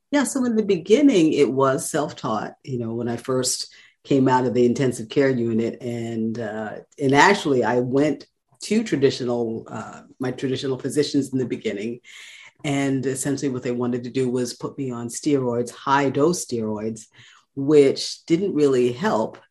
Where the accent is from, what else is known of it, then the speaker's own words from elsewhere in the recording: New York City, New York, United States; moved away as an adult; now in North Carolina, United States; I am born and raised in Brooklyn, New York